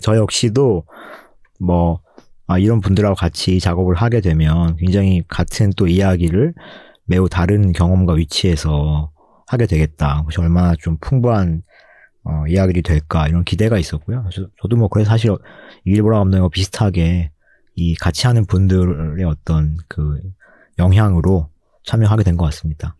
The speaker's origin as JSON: {"language": "Korean", "region": "Gangwon", "country": "South Korea", "tie": "born or raised there", "accent": "Gangwon dialect intonation", "said": "제가 강원도 출신이거든요"}